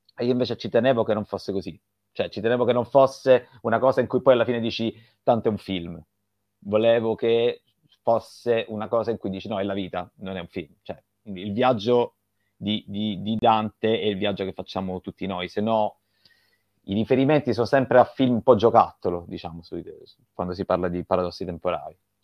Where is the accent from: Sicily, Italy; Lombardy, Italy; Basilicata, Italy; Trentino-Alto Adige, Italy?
Sicily, Italy; io sono siciliano